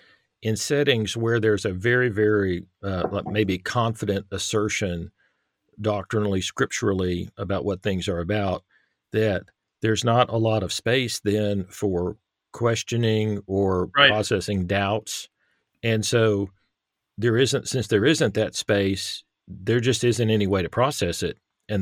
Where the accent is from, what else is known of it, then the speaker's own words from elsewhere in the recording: Irving, Texas, United States; now in Northern Arkansas, United States; But I grew up in the Metroplex, the Dallas Fort Worth Metroplex in Irving, Texas.